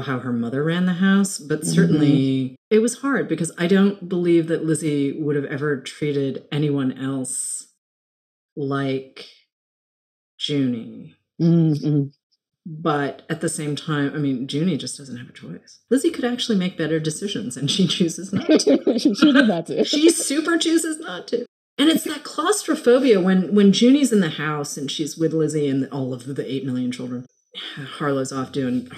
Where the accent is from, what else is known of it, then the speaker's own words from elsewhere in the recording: Massachusetts, United States; moved away; also born or lived in Los Angeles / New York; I grew up in Massachusetts